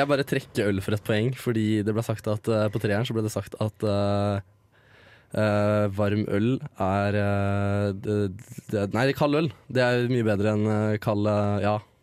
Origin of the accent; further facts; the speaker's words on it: Mysen, Østfold, Norway; som en gutt fra Mysen